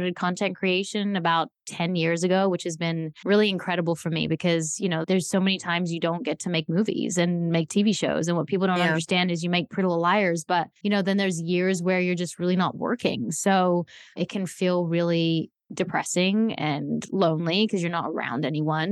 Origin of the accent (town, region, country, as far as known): Australia; born or raised there; also born or lived in South Africa; now in United States